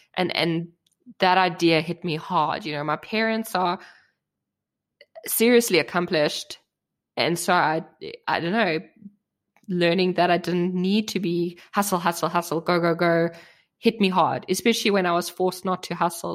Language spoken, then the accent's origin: English; South Africa; now in Germany; I grew up in South Africa, and South Africa is a very new country